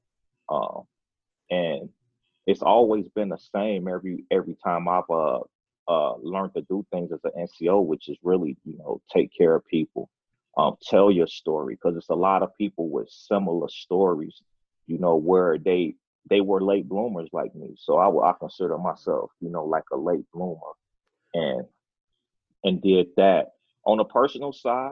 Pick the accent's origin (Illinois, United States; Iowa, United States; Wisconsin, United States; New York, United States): Illinois, United States; Chicago; moved away as an adult; was born and raised in Chicago, Illinois, came from the inner city